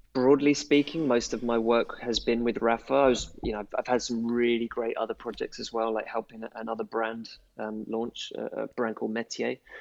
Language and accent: English; London, United Kingdom; I'm from London